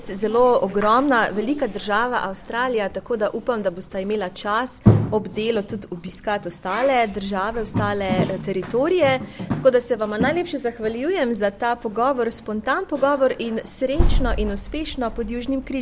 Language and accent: Slovenian; Slovenia; ker pravijo, da smo Slovenci zelo patriotski, da pogrešamo domovino, da je zelo težko, ko smo na tujem.